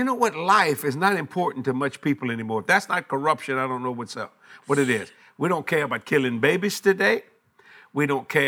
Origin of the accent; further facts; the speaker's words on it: United States; I'm an American